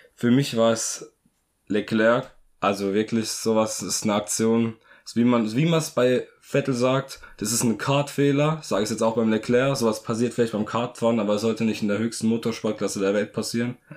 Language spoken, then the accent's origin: German; Germany; als Deutscher